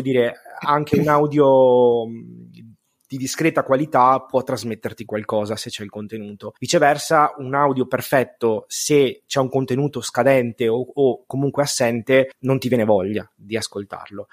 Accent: Veneto, Italy; sono veneto

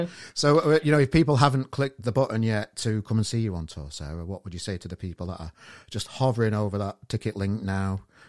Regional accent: Sheffield, Yorkshire and the Humber, United Kingdom; now in Manchester, United Kingdom; I'm from Sheffield originally, but I live in Manchester now

